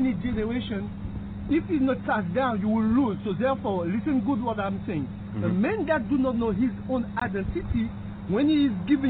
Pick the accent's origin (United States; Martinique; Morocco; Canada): Martinique; moved away; I was born in the island Martinique. French island.